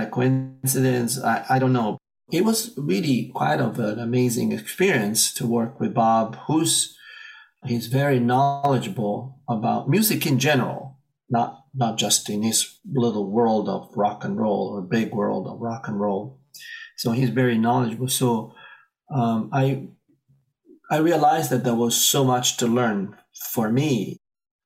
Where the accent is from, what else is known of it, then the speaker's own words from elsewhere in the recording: Italy; moved away as an adult; now in United States; I'm originally from Italy. I moved here as an adult